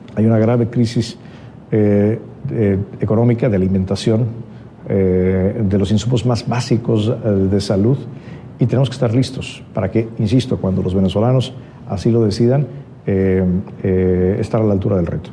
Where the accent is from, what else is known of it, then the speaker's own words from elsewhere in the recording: Mexico; yo como mexicano